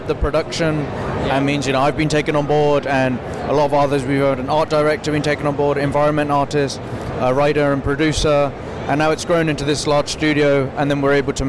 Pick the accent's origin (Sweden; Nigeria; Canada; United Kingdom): United Kingdom; just outside London